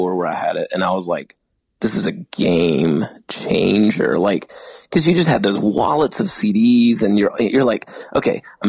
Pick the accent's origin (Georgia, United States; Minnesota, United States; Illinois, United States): Georgia, United States; Atlanta; We're from Atlanta.